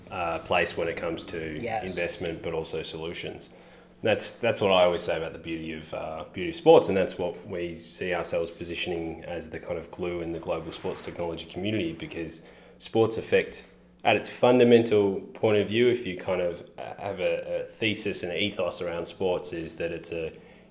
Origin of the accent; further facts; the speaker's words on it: Melbourne, Victoria, Australia; in Melbourne, my hometown